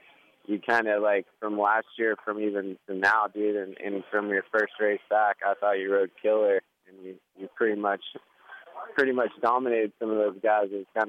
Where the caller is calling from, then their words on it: Sacramento, California, United States; I'm calling from Sacramento.